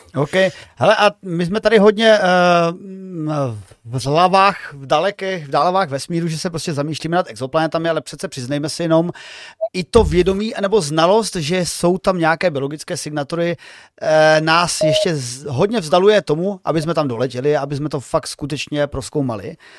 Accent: Moravian Slovakia, South Moravian Region, Czechia; já jsem teda ze Slovácka, z hraničních oblastí

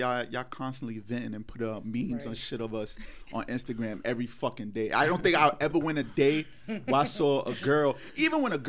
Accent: New York City, New York, United States; I'm from Harlem

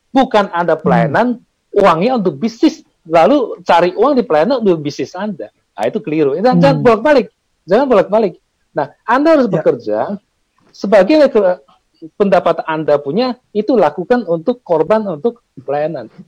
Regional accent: Medan, North Sumatra, Indonesia; Saya orang Medan, bukan orang Kudus

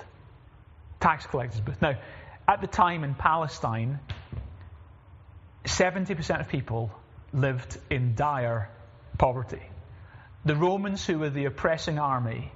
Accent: Glasgow, Scotland, United Kingdom; moved away; I'm originally from Glasgow

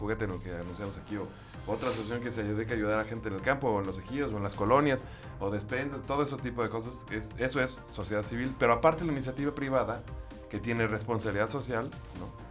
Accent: Mexico; como mexicano

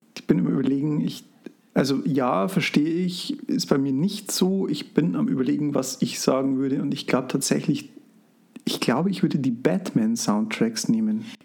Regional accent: Frauenau, Bavaria, Germany; bei uns in Frauenau

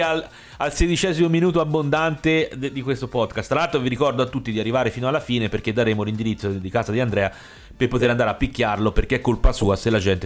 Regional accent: Tuscany, Italy; moved away; sono toscano ma non vivissi più da diversi anni

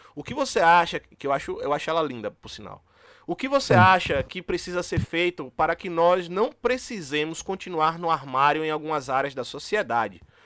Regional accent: interior of Bahia, Brazil; moved away; a gente é do interior da Bahia

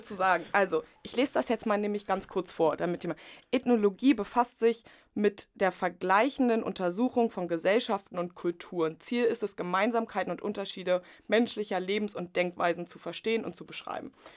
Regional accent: Potsdam, Brandenburg, Germany; moved away as an adult; also born or lived in Leipzig; Ich komme aus Potsdam

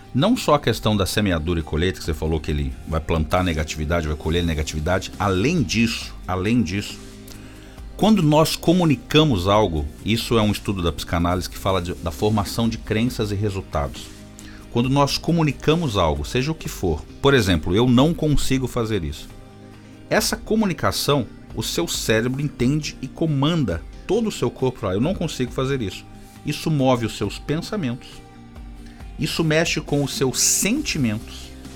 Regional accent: São Paulo, Brazil; cresci na zona leste de São Paulo com muito orgulho

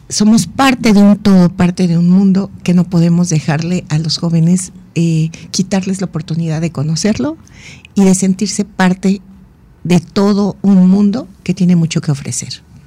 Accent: Mexico; Como mexicanos

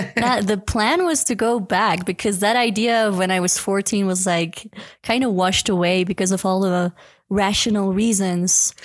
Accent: Belgium; moved away as an adult; now in Cusco, Peru; I'm from Belgium, but I'm living in Cusco, Peru for the past seven, it's gonna be seven years

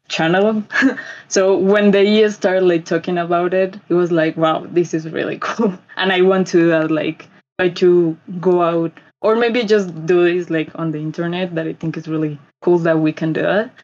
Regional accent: Bogota, Colombia; from Colombia, Bogota specifically.

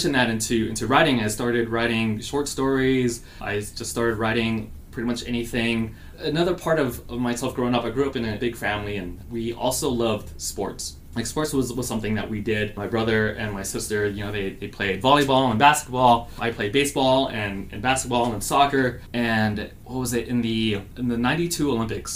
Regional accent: Guam; also born or lived in Los Angeles, California; now in Phoenix, United States; I grew up on Guam, which is a small South Pacific island.

